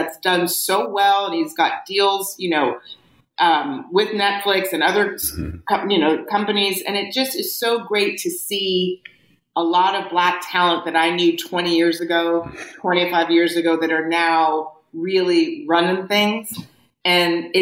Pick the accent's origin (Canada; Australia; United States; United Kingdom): United States; Beverly Hills, California; I went through the Beverly Hills school system from 5 years old, all the way through Beverly High